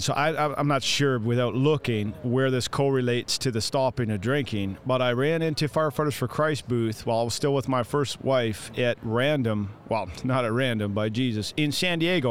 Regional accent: Canada; I'm the Canadian

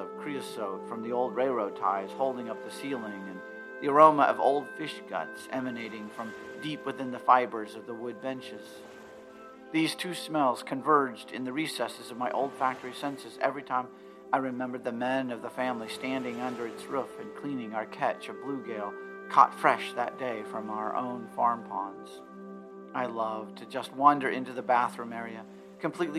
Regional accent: Ottumwa, Iowa, United States; born or raised there

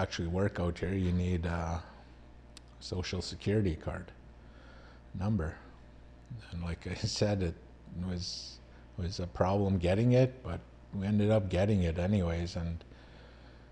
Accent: Canada; now in United States

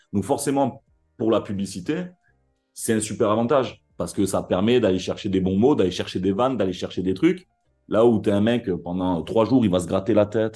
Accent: Marseille, Provence-Alpes-Côte d'Azur, France; Ici, on est d'abord Marseillais

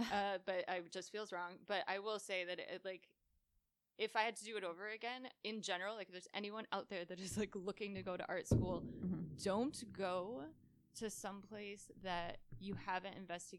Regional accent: Connecticut, United States

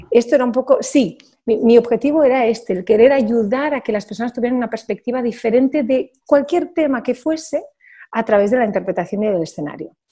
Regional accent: Barcelona, Catalonia, Spain; Spanish is a second language; Soy catalano parlante, pero no he sido nunca mi primera lengua. De hecho, yo he viajado eh, toda mi vida por el mundo y hablo mejor francés e inglés que catalán, a pesar de que yo sea de Barcelona.

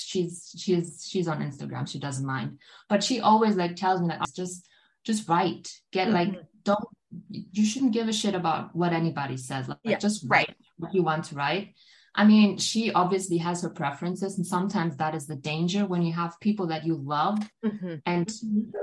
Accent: Germany; first language German; English is a second language; here in Germany

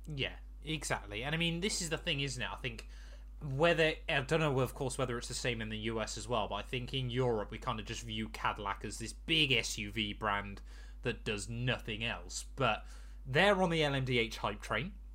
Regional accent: United Kingdom; we're British

